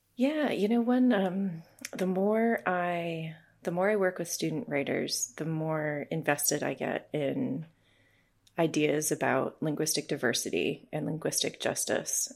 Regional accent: New Hampshire, United States; moved away as an adult; also born or lived in Nebraska; now in Moscow, Idaho, United States; when I was growing up in New Hampshire

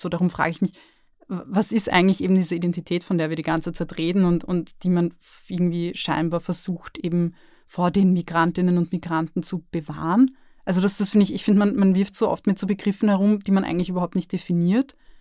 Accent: Lower Austria, Austria; now in Vienna, Austria; Ich bin in Niederösterreich groß geworden

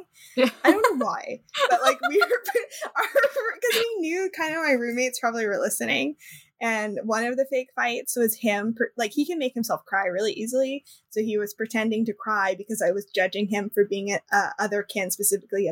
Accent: California, United States; I'm from California, and I not Southern California.

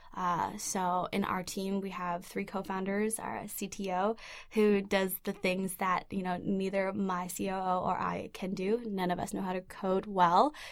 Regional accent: Vancouver, British Columbia, Canada; I grew up in East Vancouver in a community full of immigrants and refugees. I myself am, am an immigrant and refugee

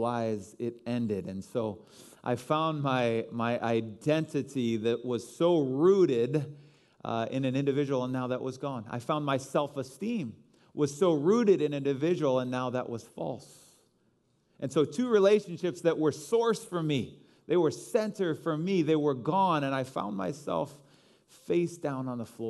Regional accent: Chicago, Illinois, United States; I am a Chicagoan.

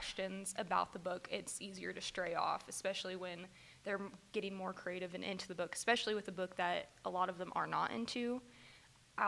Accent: Derby, Kansas, United States; growing up in Derby, you are in class with 30 kids

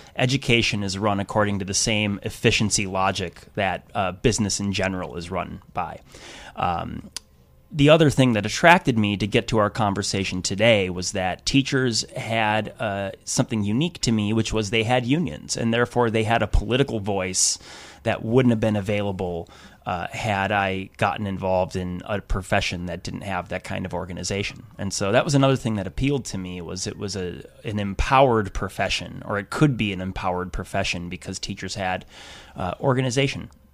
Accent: Wisconsin, United States; I grew up in the Midwest. I'm from Wisconsin

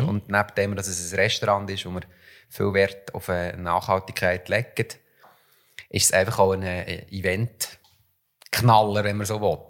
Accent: Switzerland; bei uns in der Schweiz

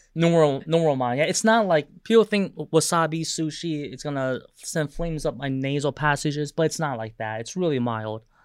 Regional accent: Taiwan; moved away; I was overseas in my home country of Taiwan

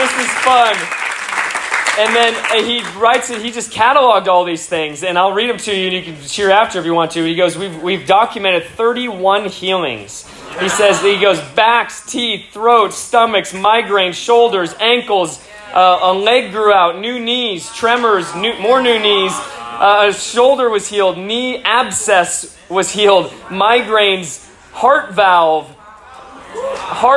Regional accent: Alaska, United States; moved away as an adult; I came from Alaska

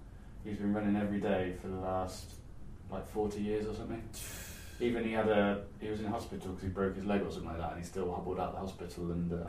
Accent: Gloucester, South West England, United Kingdom; So I'm from Gloucester originally

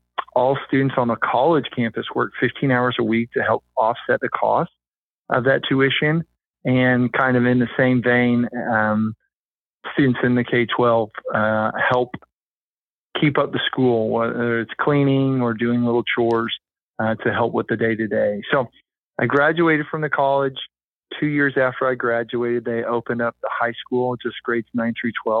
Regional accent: Kansas City, United States; moved away as an adult; now in Branson, United States; I was initially from Kansas City and came down to Branson, Missouri to play basketball at College of the Ozarks

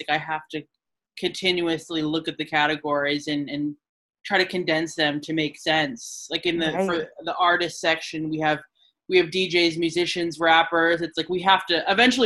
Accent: Lewiston, Maine, United States; also born or lived in California / New York City; now in Portland, United States; So me, I was born in California, but I moved here when I was five, so very young. I grew up in Lewiston.

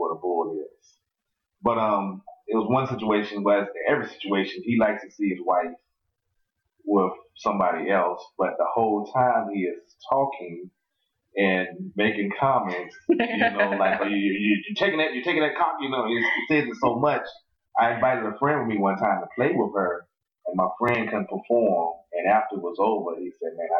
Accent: North Carolina, United States; now in Charleston, United States; I'm originally from North Carolina. Currently reside in Charleston, South Carolina.

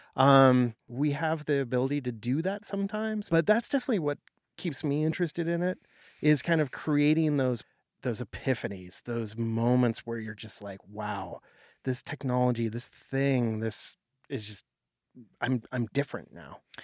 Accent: Portland, United States; I worked in the film industry in Portland, my hometown

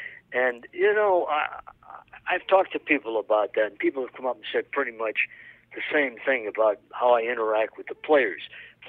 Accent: East Coast, United States; accent: Eastern; now in Chicago area, United States; I grew up on the East Coast, and we moved to the Midwest, the Chicago area. And, you know, it was tough because I had a very heavy Eastern accent.

